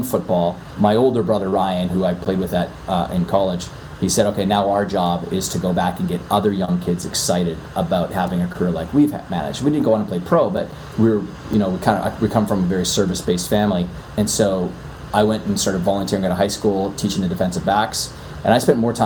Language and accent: English; Canada; accent: Canadian; moved away as an adult; now in New York City, United States; I'm originally from Canada. I'm in New York City and I've been out here for 13 years now